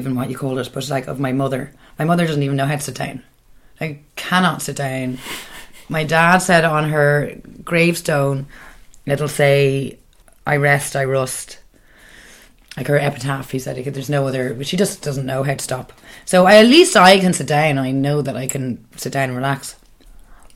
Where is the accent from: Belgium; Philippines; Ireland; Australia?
Ireland; Ballybrack, Leinster; now in Dublin, Ireland; I am from Ballybrack